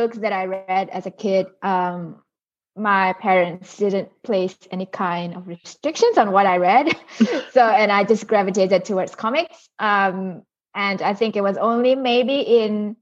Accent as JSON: {"language": "English", "country": "Singapore", "tie": "born or raised there", "also_born_or_lived": "Indonesia", "moved": "yes", "lives_now": "Brisbane, Australia", "said": "I live in Brisbane now, but I was born in Indonesia, and then but I grew up in Singapore."}